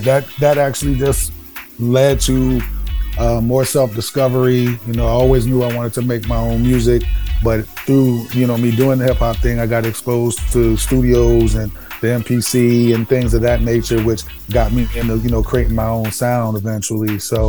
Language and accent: English; East Coast, United States; Plus, I grew up on the East Coast and West Coast, so it was just a nice, you know, mixture of sounds that, you know, got me into music.